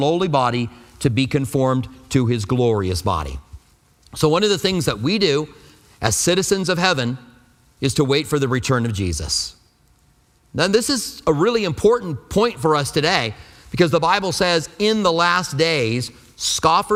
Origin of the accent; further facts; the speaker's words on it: United States; I'm an American